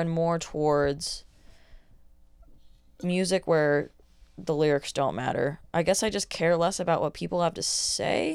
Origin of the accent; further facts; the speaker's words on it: Oregon, United States; I'm from Oregon, so I just like grew up around weed all the time